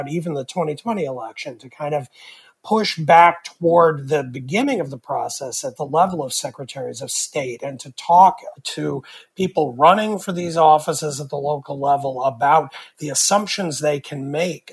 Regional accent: Pennsylvania, United States; my home state of Pennsylvania

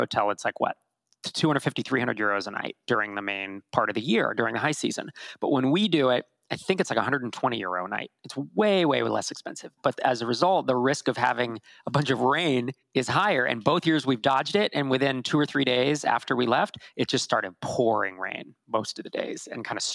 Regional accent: California, United States; I'm from California

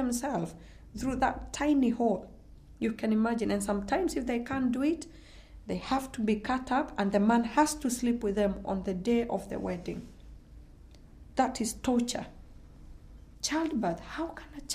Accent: Kenya; now in United Kingdom; I'm originally from Kenya, from a community called the Maasai

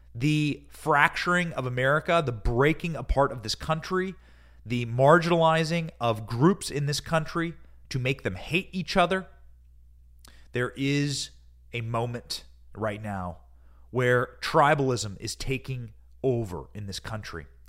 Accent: Iowa, United States; I grew up in Iowa

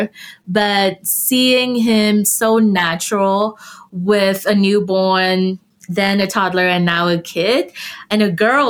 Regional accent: Vietnam; now in Colorado, United States; I'm from Vietnam

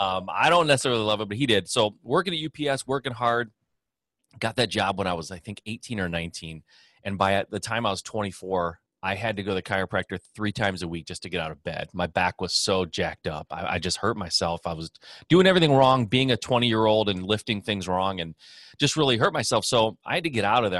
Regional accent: Michigan, United States; born and raised in Michigan

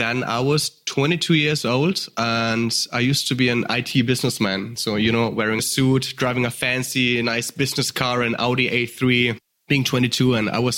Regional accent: Germany; accent: German; English is a second language; The audience might hear the accents. I'm from Germany

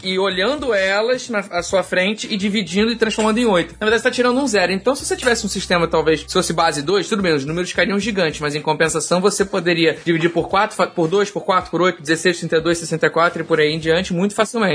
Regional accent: Rio de Janeiro, Brazil; eu como carioca

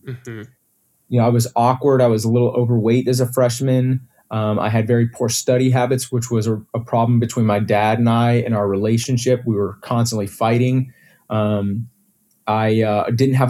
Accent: Houston, Texas, United States; also born or lived in Austin; we moved to Austin from Houston right before I started high school

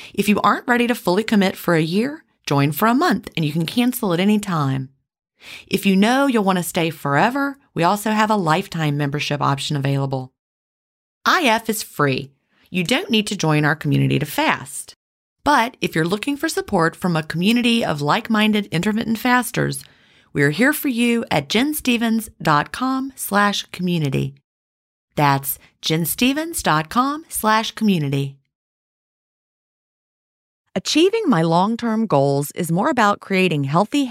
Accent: Augusta, Georgia, United States; I was from Augusta, Georgia

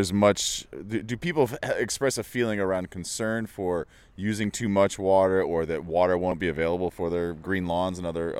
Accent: Colorado, United States; I'm from Colorado.

